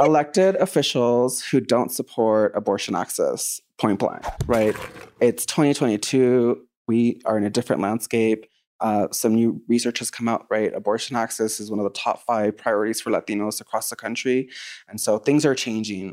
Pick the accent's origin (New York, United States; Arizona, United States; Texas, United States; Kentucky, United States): Texas, United States; I'm from Texas specifically